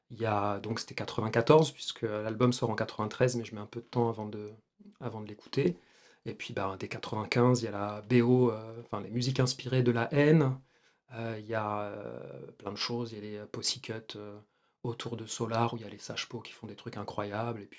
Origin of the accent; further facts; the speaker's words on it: Argenteuil, Île-de-France, France; Moi, j'ai grandi à Argenteuil